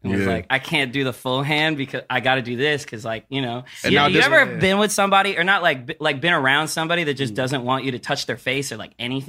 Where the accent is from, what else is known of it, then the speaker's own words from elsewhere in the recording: Philippines; I'm a Filipino dude, so we get we get acne very, I don't know, but from what I know, like growing up, I've seen a lot of Filipino dudes with acne.